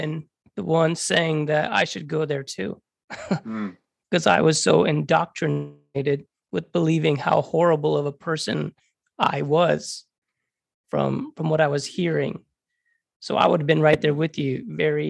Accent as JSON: {"language": "English", "region": "Florida", "country": "United States", "said": "I was the musician from Florida"}